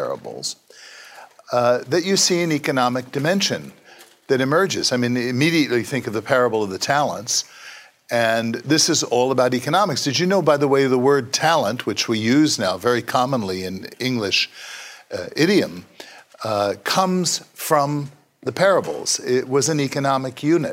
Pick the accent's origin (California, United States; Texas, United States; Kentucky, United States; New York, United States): New York, United States; New York City; as an Italian-American kid growing up in Brooklyn